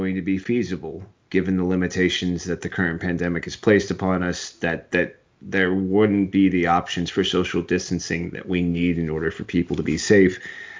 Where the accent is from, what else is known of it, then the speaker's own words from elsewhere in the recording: West Coast, United States; also born or lived in Long Island, New York; I was technically born in New York. I was born on Long Island, but I had to move away when my dad got laid off, and they hired him out here in the West Coast, and that was it.